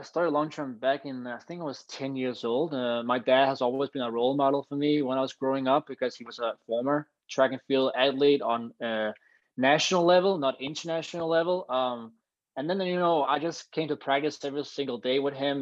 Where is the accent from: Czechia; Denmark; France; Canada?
Denmark; Copenhagen, Capital Region of Denmark; also born or lived in United States; now in Copenhagen, Denmark; I'm from Copenhagen, Denmark, and I'm a long jumper